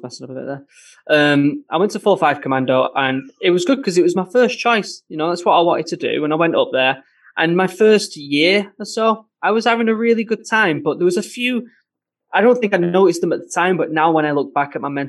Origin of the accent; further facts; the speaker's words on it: Manchester, North West England, United Kingdom; accent: northern; I'm actually from Manchester